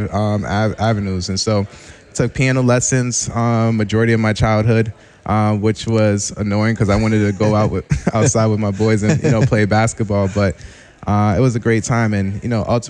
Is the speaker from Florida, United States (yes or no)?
no; Boston, Massachusetts, United States; also born or lived in Mattapan / Randolph, Massachusetts; I was born in Mattapan. Then ended up transitioning and moving out to South Shore Randolph, and now I've been in South Boston for the past 3 years